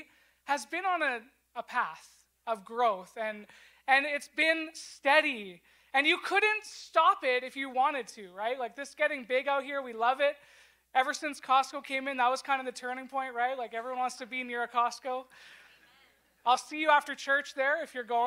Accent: West Shore, British Columbia, Canada; I actually grew up in the West Shore

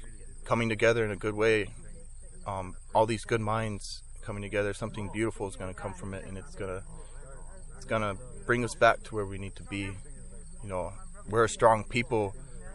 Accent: Rosebud Sioux Reservation, South Dakota, United States; I'm from the Soldier Creek community on the Rosebud Sioux Tribe, Sichanglu Reservation

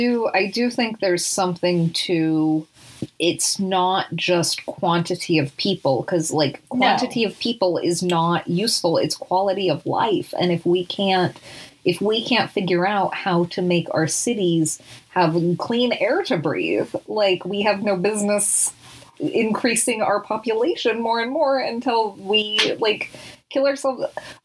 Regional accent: Salt Lake City, Utah, United States; where I grew up in Salt Lake City

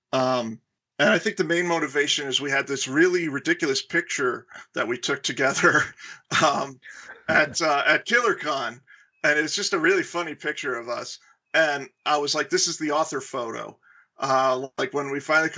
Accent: Florida, United States; I grew up in Florida

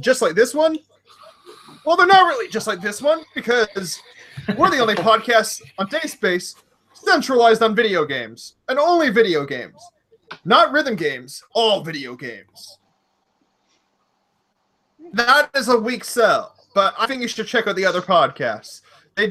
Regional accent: Canada; I'm Canadian

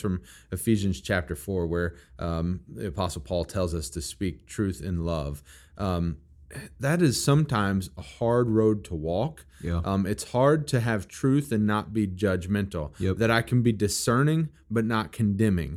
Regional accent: Missouri, United States; also born or lived in Kentucky; I am from Missouri, and I love my Missouri

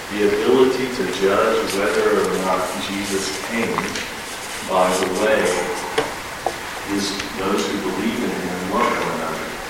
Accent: Montgomery, Alabama, United States; I grew up Southern Baptist in Montgomery, Alabama, and um, and everyone, you know, every ethnicity had its own church

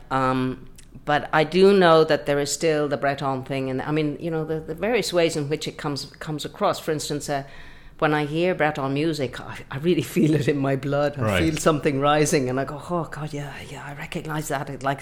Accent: Connemara, Connacht, Ireland; also born or lived in Brittany, France; I was born out in Connemara and grew up there. So that's been completely my formation

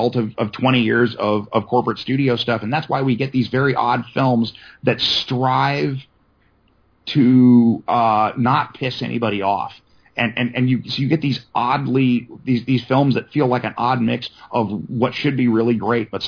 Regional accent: San Diego, California, United States; also born or lived in Los Angeles; growing up in San Diego

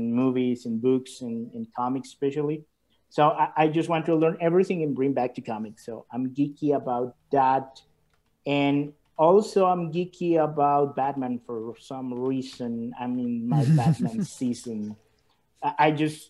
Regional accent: El Salvador; English is a second language; I am from El Salvador in Central America.

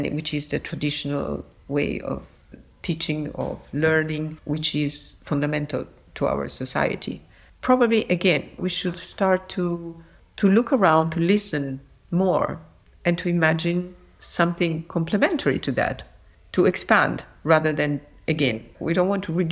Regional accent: Naples, Campania, Italy; born or raised there

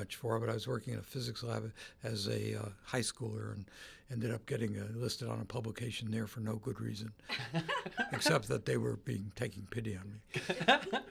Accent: New Haven, Connecticut, United States; moved away as an adult; also born or lived in Stanford, California; I grew up in New Haven, went to Yale

